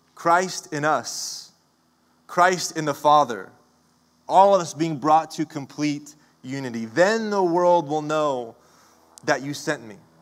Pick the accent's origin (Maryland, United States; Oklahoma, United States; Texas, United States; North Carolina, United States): Oklahoma, United States; now in Los Angeles, United States; growing up in Oklahoma, I, I got to spend some time with my grandpa